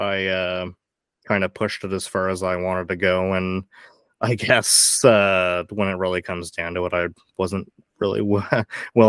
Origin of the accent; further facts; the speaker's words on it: Woodstock, New Brunswick, Canada; now in Fredericton, Canada; where I grew up in Woodstock, New Brunswick